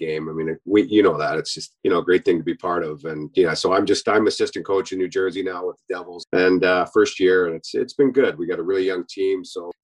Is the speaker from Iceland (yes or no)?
no; Kamloops, British Columbia, Canada; I born and raised in, I grew up in Kamloops, British Columbia